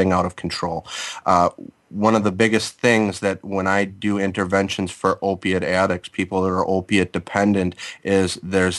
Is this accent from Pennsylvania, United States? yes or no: no; Milwaukee, Wisconsin, United States; I'm from Milwaukee